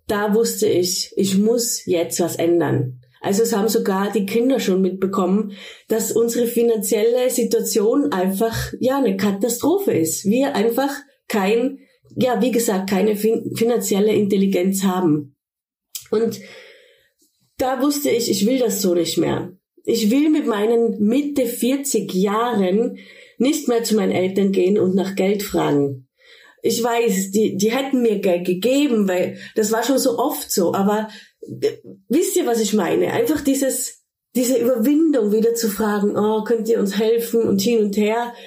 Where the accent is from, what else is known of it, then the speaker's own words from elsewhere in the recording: Tyrol, Austria; moved away as an adult; also born or lived in Ibiza, Spain / Cologne, Germany; now in Sankt Augustin, Germany; Eigentlich bin ich aus Tirol, aus Österreich, wie man vielleicht auch hört